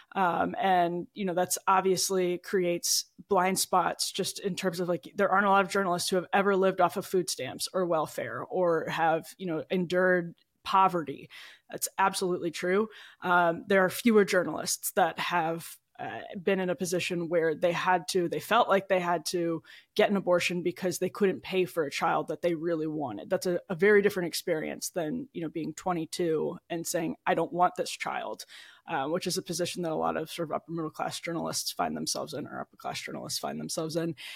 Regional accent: about forty minutes outside Milwaukee, Wisconsin, United States; moved away; I grew up in the Midwest in Wisconsin, uh, about forty minutes outside Milwaukee

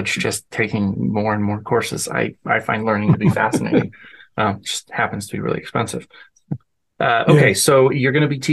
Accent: Denver, Colorado, United States; now in Omaha, United States; I grew up in Denver, Colorado.

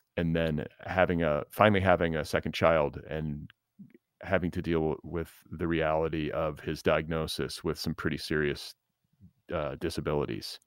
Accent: Midwest, United States; moved away as an adult; also born or lived in the South (familial roots); now in Los Angeles, United States; I was born in the Midwest. But I, I live in L A.

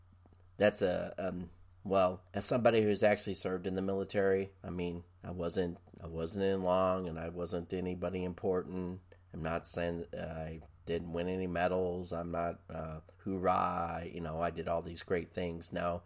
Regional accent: Quantico, Virginia, United States; born there; I was born in Quantico, Virginia.

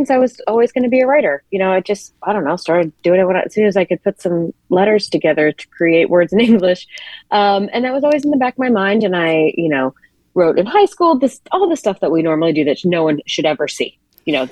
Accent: the South, United States; now in Brooklyn, United States; I'm from the South and I moved to New York.

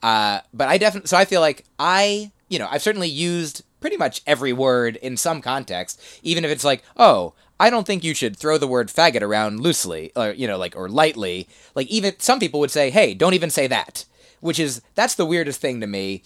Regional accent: New Jersey, United States; moved away as an adult; also born or lived in Boston; Grew up in New Jersey, uh, then lived there till eighteen

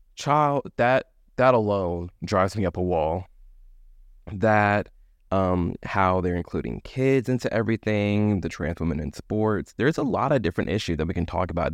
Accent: Midwest, United States; I grew up in the Midwest

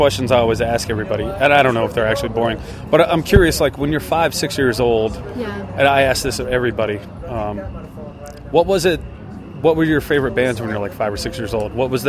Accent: Shreveport, Louisiana, United States; also born or lived in Dallas, Texas; Well, I was born in Dallas, but I grew up in Shreveport, Louisiana.

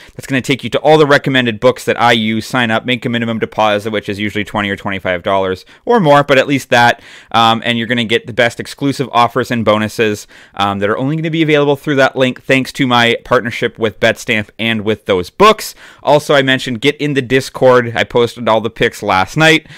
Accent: Toronto, Ontario, Canada; my hometown, Toronto Argonauts

